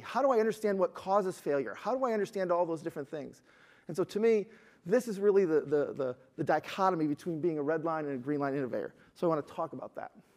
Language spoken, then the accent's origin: English; Detroit, Michigan, United States; I'm from Detroit